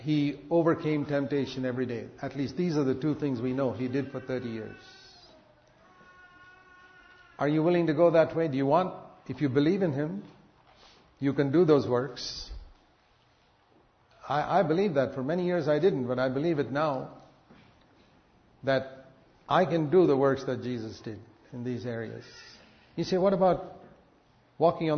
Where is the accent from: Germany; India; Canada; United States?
India; I come from India